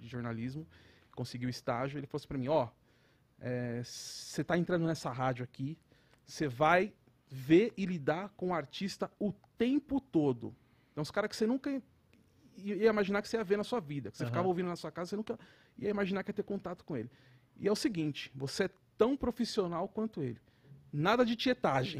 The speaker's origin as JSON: {"language": "Portuguese", "region": "São Paulo", "country": "Brazil", "said": "sou da Zona Oeste"}